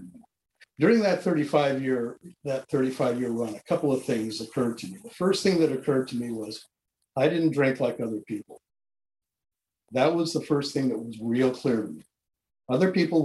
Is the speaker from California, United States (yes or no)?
yes; San Diego, California, United States; I was born in San Diego, California in 1945 to a non-religious Jewish family who didn't drink